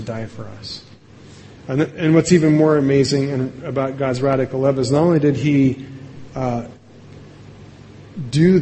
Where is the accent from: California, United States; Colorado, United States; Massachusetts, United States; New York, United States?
Colorado, United States; Evergreen; from my hometown of Evergreen